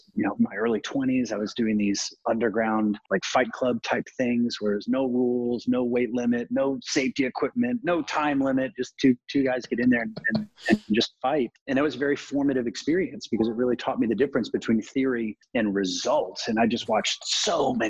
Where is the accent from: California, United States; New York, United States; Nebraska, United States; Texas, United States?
Texas, United States; South; I grew up in South Texas